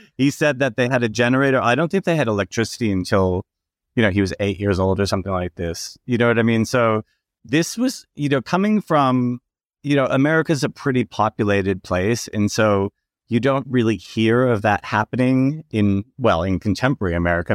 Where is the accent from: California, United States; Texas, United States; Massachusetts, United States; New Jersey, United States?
Massachusetts, United States; Gardner; moved away as an adult; also born or lived in New York / Sydney / Fiji / Brisbane; now in Blackall, Australia; I grew up in Gardner, Massachusetts